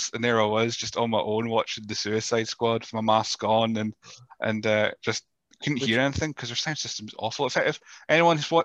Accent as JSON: {"language": "English", "town": "Rothes", "region": "Scotland", "country": "United Kingdom", "tie": "born or raised there", "said": "I grew up in Rothes and Elgin was the big city"}